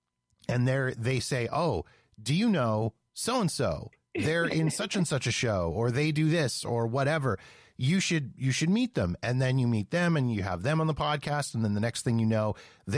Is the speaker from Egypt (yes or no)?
no; Canada; now in Calgary, Canada; as a Canadian